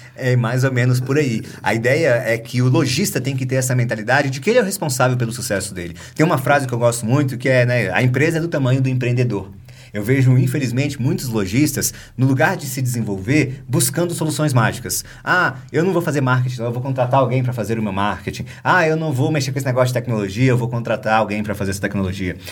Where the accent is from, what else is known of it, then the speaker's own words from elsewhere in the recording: Brasília, Federal District, Brazil; Eu, como bom brasiliense, sou de Brasília